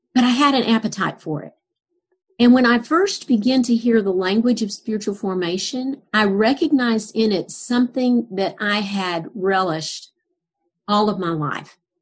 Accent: Little Rock, Arkansas, United States; also born or lived in Fort Bragg, North Carolina; now in Houston, United States; I was born and reared, as we would say around those parts, in Little Rock, Arkansas, except for two years a two year stint in the Army

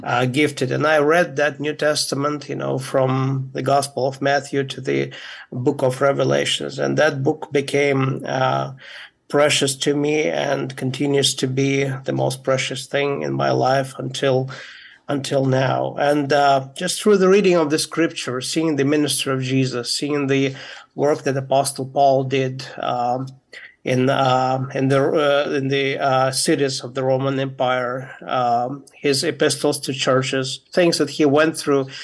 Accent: Moldova; my uh, grandparents moved to from Ukraine uh, to Moldova, where I was born

